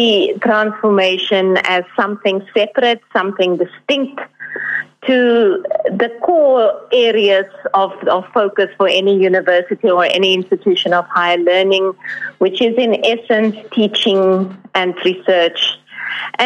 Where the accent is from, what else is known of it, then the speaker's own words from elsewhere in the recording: Northern Cape, South Africa; moved away; I'm from the Northern Cape originally